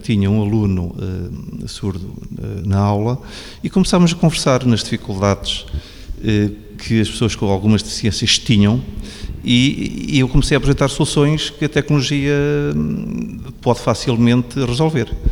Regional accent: Coimbra, Centro, Portugal; now in Beja, Portugal; eu sou de Coimbra

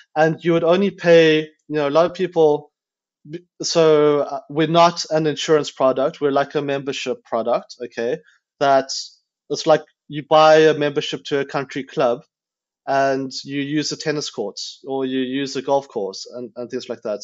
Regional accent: South Africa; moved away; I grew up in South Africa

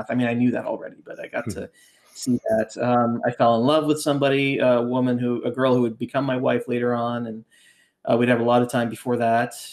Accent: Brampton, Ontario, Canada; the distribution center had opened up in my in, you know in in my hometown then of Brampton. That's where my family lived.

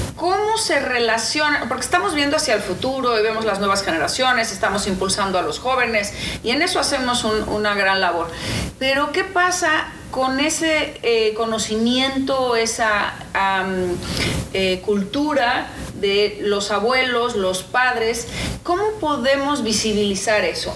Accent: Mexico; moved away as an adult; now in Los Angeles, United States; es que soy de México. Yo represento a México y represento a todos los mexicanos

